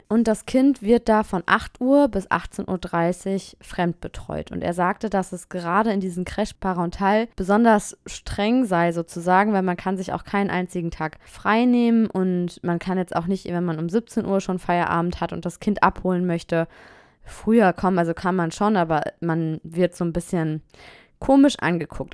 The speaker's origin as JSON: {"language": "German", "country": "Germany", "moved": "as an adult", "lives_now": "Nanterre, France", "said": "als Deutsche"}